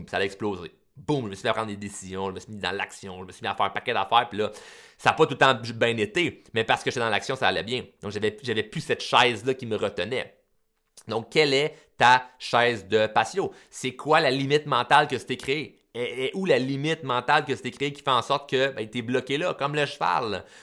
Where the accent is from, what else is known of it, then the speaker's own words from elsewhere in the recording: Repentigny, Quebec, Canada; Euh, je suis né à Repentigny. Euh, je me suis fait baptiser à Repentigny. Je me suis. J'ai étudié à Repentigny.